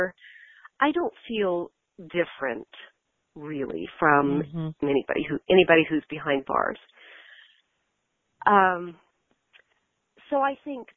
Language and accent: English; United States; as an American